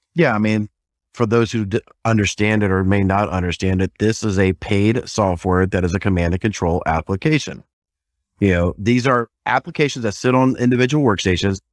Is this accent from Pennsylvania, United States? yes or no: no; South Carolina, United States; I'm from South Carolina